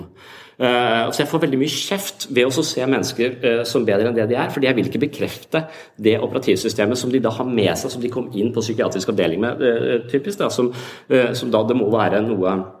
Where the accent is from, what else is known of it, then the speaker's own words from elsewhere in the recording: Tønsberg, Vestfold, Norway; i Tønsberg der jeg vokste opp